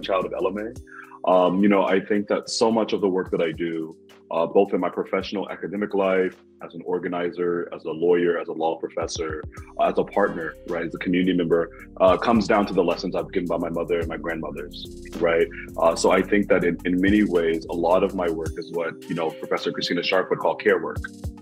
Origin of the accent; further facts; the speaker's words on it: Kansas City, Kansas, United States; I grew up both in Kansas City and then in like Southeast Kansas and rural Kansas